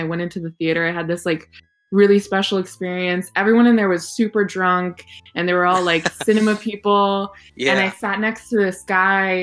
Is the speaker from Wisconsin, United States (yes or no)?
no; Portland, Oregon, United States; I'm from Portland, Oregon.